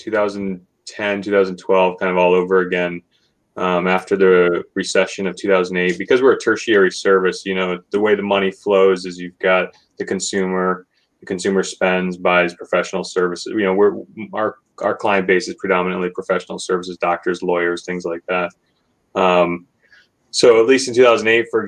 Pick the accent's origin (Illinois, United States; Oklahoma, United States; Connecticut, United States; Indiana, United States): Connecticut, United States; also born or lived in Burlington, Vermont; I've been born and raised in Connecticut, essentially